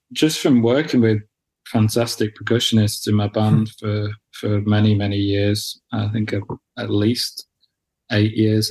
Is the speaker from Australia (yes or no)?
no; near Manchester, North West England, United Kingdom; also born or lived in Wales; I grew up, you know, grew, growing up near Manchester mm. and living in Manchester